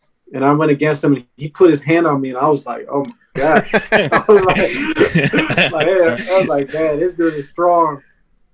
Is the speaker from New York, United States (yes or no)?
no; Minnesota, United States; growing up in Minnesota